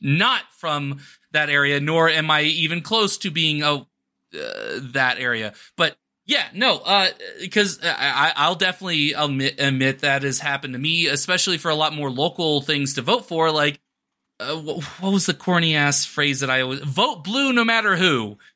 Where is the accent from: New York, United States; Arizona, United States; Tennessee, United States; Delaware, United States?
Arizona, United States; now in New Mexico, United States; my home state of Arizona